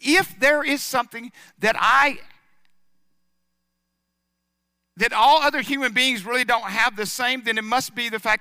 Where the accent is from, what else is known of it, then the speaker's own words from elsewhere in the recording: United States; I was born in America